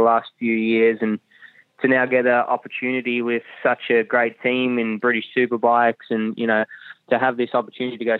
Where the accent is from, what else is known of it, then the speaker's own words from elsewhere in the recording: Melbourne, Victoria, Australia; first language German; also born or lived in Germany; I was born in Germany. And then they moved out to Australia when I was two, and I was a German-speaking baby.